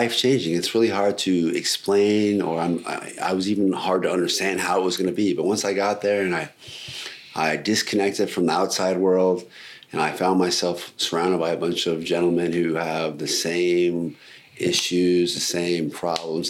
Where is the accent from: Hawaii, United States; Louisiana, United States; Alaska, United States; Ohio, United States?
Alaska, United States; I'm from Alaska, born and raised.